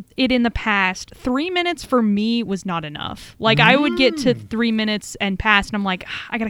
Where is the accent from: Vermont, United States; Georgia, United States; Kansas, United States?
Kansas, United States; Hutchinson; I'm from Hutchinson